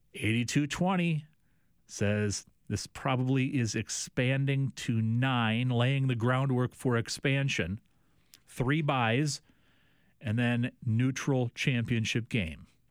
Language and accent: English; DeWitt, Iowa, United States; from my hometown of DeWitt, Iowa